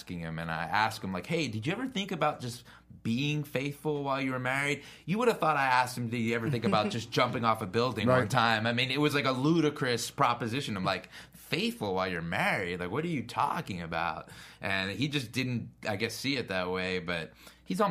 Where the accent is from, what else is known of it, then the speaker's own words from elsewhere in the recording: Philadelphia, Pennsylvania, United States; also born or lived in Lafayette Hill, Pennsylvania; I grew up in Philadelphia.